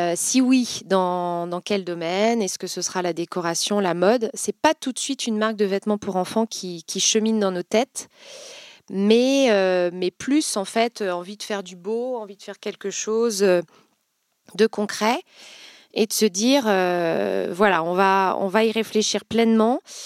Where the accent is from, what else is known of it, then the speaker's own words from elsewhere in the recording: Vendée, Pays de la Loire, France; moved away as an adult; now in Nantes, France; Je suis originaire de Vendée, donc voisine, et, et j'ai fait mes études à Nantes